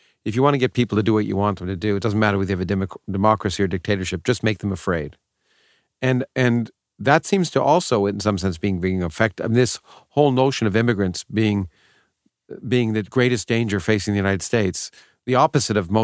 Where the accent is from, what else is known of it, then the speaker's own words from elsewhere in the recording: Toronto, Ontario, Canada; I grew up in Canada, but it was still the same for me. In Toronto